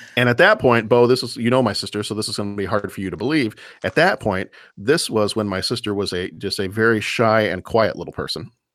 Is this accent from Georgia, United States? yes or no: no; Lake Forest, Illinois, United States; in my hometown, the town that I live in right now